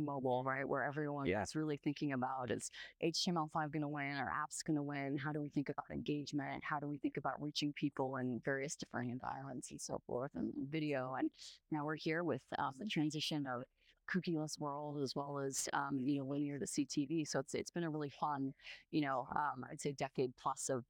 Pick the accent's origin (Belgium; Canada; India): Canada; also born or lived in Latin America / London; now in Bay Area, California, United States; I grew up in Canada